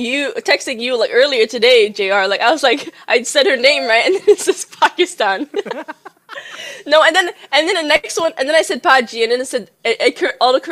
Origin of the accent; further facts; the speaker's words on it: Macau; now in United States; I'm from Macau, and then they're gonna be like. How do you say people from Macau? Macauan? And then I'm like, no, Macanese.